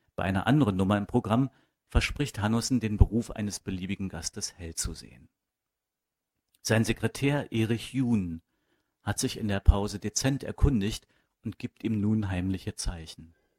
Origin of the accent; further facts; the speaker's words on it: Berlin, Germany; also born or lived in Stuttgart; Eigentlich bin ich äh, qua Zufall äh, gebürtiger Berliner. Ähm, ich bin groß geworden am Stadtrand von Berlin, am nördlichen Stadtrand